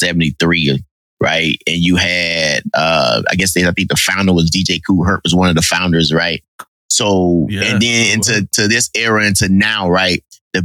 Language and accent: English; Mississippi, United States; moved away as an adult; I'm from Mississippi, so it ain't like we had no artists or anything like that. So I grew up during that time.